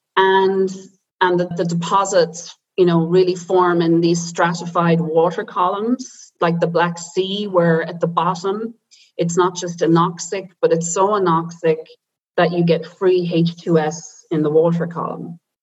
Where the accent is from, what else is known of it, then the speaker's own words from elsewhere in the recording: Silvermines, Irish Midlands, Ireland; moved away as an adult; also born or lived in Dublin; now in Potsdam, Germany; I'm I'm Irish and I grew up in a small town in the Irish Midlands where it was a mining town